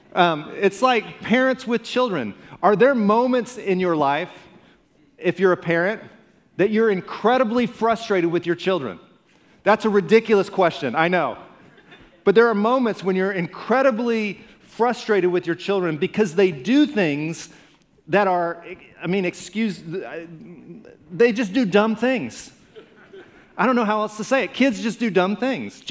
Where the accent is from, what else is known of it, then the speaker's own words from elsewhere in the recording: Alabama, United States; also born or lived in Indiana; Then we moved to Alabama. My growing up days were in Alabama. I claim Alabama as home.